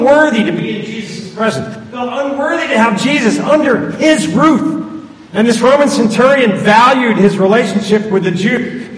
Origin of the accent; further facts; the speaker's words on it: Wilmington, Delaware, United States; She's in a facility in up where I grew up in Wilmington, Delaware.